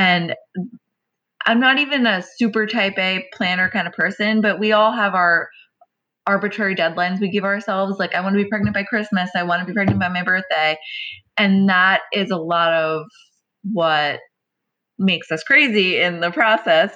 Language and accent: English; New York, United States; I'm Italian from New York